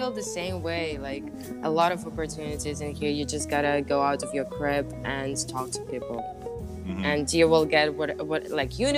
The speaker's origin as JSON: {"language": "English", "region": "Bali", "country": "Indonesia", "lives_now": "Colorado, United States", "said": "I, I came from Bali. Come on, we have"}